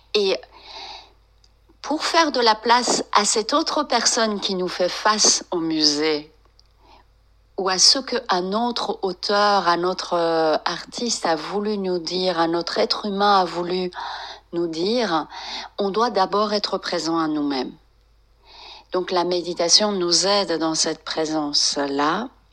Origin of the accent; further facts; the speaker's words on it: France; also born or lived in Iran; j'ai d'origine iranienne, mais j'ai grandi en France